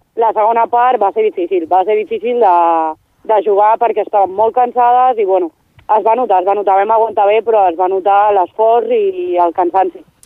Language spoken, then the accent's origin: Catalan; Badia del Vallès, Catalonia, Spain; de Badia, sense comptar amb mi, som cinc més. Som sis, sis de Badia